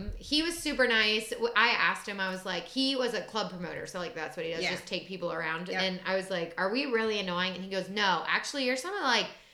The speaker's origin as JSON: {"language": "English", "region": "Ohio", "country": "United States", "also_born_or_lived": "Chicago", "moved": "yes", "said": "I'm from Ohio"}